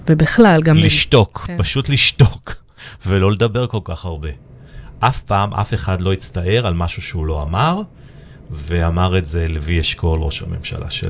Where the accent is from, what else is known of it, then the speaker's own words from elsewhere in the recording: Nigeria; also born or lived in Ethiopia / Ivory Coast / England / United States; now in Israel; עברנו גם המון תרבויות, כי גם בניגריה היינו ובאתיופיה ואייברי קוסט ואנגליה וארצות הברית ובכל מקום הרגשתי סוג של אאוטסיידר.